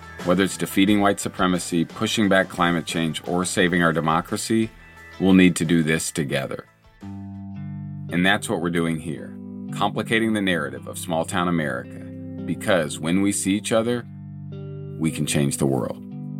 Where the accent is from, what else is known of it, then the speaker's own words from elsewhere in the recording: Indiana, United States; my home state of Indiana